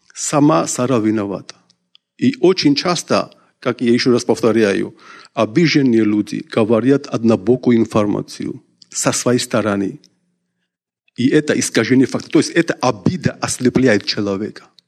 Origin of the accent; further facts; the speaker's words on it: Georgia; я из Грузии